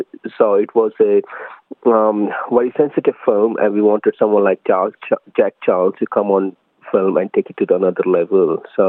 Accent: New Delhi, Delhi, India; now in Melbourne, Australia; I'm an Indian origin film director based in Melbourne. I migrated to Australia in 2012 from India, New Delhi

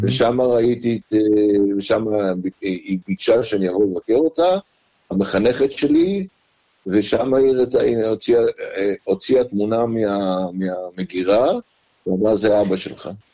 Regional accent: Kibbutz Heftziba, eastern Jezreel Valley, Northern District, Israel; moved away as an adult; also born or lived in Jerusalem, Israel; now in Melbourne, Australia; נולדתי בירושלים ב-1951, אפריל 1951. גדלתי כל חיי עד אה, גיל 27 בקיבוץ חפציבה בעמק יזרעאל המזרחי

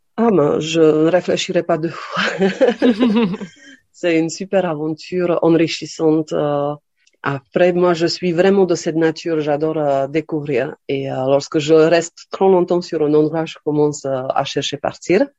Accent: Slovakia; French is a second language; moved away as an adult; also born or lived in Lille, France / New York, United States; now in Aix-en-Provence, France; je suis née en Slovaquie et à 18 ans, je suis partie en France pour faire mes études à Lille

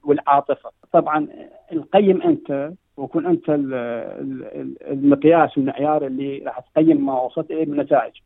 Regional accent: Iraq; now in Sydney, Australia; باني عراقي

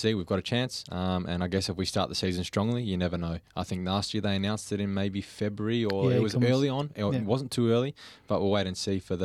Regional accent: Warragul, Victoria, Australia; Warragul, which is my hometown

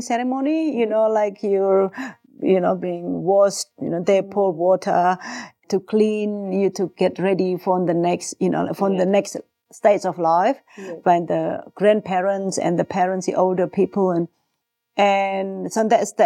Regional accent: Yogyakarta, Special Region of Yogyakarta, Indonesia; first language Javanese; English is a second language; moved away as an adult; now in Bendigo, Australia; I was born in Indonesia in a city called Yogyakarta, or some people call it Jogja. It's in central Java

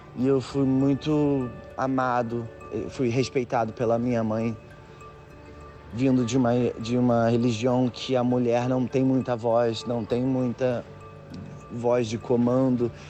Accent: Nilópolis, Rio de Janeiro, Brazil; moved away as an adult; now in London, United Kingdom; Eu nasci eh, em Nilópolis, na Baixada Fluminense

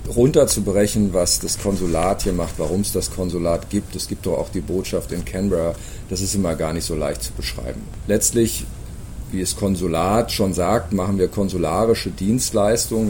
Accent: Germany; moved away as an adult; now in Sydney, Australia; wir als Deutsche

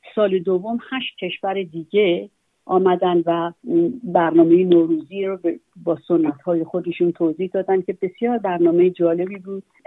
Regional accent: Iran; now in Sydney, Australia; من به عنوان یک ایرانی

